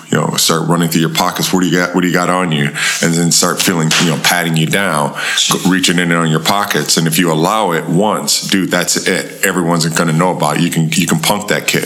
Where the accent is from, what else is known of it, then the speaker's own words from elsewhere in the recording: Buffalo, New York, United States; we grew up on uh, Goodyear Avenue uh, in Buffalo, New York.